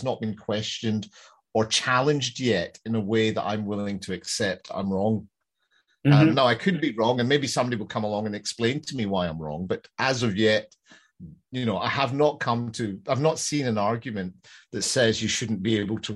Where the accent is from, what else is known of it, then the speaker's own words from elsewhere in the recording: Glasgow, Scotland, United Kingdom; I'm from Glasgow